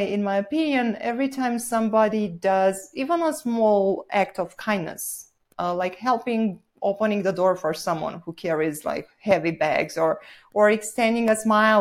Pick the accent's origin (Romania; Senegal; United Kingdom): Romania; Bucharest; English is a second language; moved away as an adult; also born or lived in Southern California; now in Sedona, United States; I'm originally from Romania, so I was born and raised there.